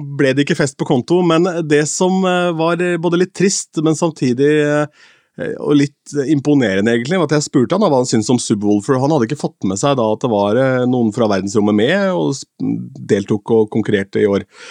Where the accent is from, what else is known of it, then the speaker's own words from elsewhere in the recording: Askim, Østfold, Norway; moved away; ungdomsklubben hjemme i Askim